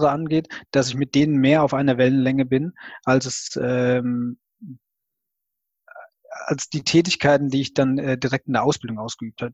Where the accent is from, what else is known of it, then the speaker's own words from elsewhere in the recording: Rhineland-Palatinate, Germany; Also ich komme aus der Pfalz